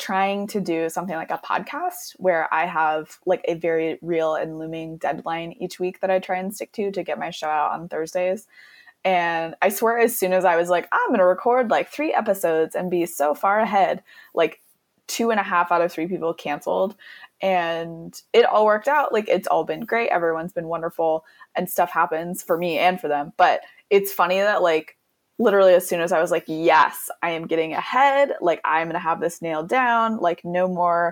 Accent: Eastern Washington, United States; I grew up in Eastern Washington

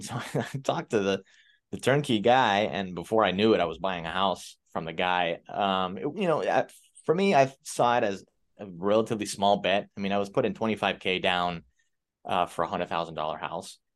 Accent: Miami, Florida, United States; I'm from Miami, Florida. Grew up in a, in an immigrant family. We're, we're Cuban.

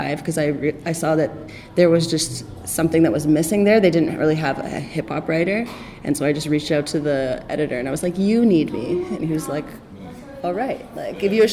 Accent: Toronto, Ontario, Canada; I'm from Toronto, I speak the same language as you

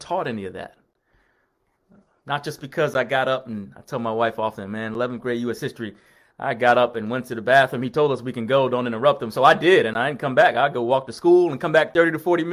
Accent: New York, United States; when I was growing up in New York

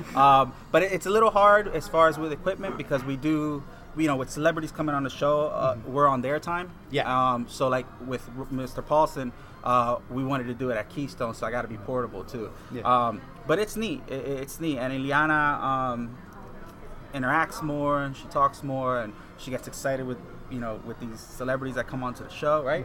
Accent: Puerto Rico; I grew up in Puerto Rico

